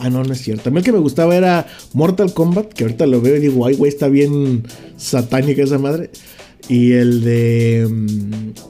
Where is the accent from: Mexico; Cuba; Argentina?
Mexico; Guadalajara, Jalisco; de Guanatos.